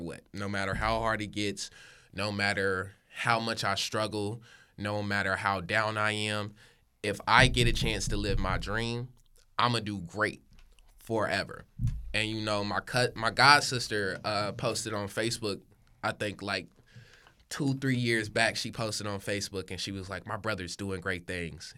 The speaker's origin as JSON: {"language": "English", "town": "Hickory", "region": "North Carolina", "country": "United States", "moved": "as an adult", "lives_now": "Sacramento, United States", "said": "I'm not from Sacramento. I'm from Hickory, North Carolina."}